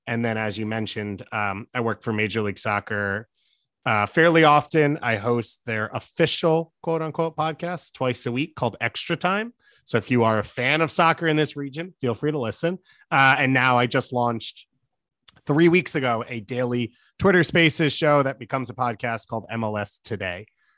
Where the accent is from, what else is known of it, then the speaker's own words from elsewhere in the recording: New York, United States; I am from New York. I live in New York because it's the greatest city in the world.